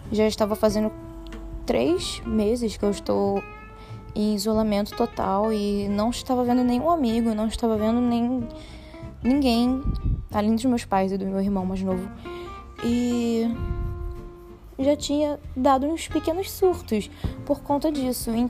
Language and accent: Portuguese; Brasília, Federal District, Brazil; born there; now in Rio de Janeiro, Brazil; eu falo do Rio de Janeiro, é, mas não sou do Rio de Janeiro, nasci em Brasília.